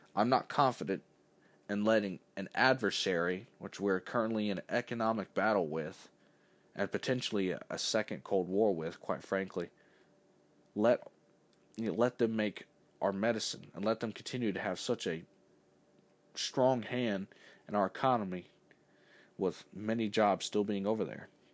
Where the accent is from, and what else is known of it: United States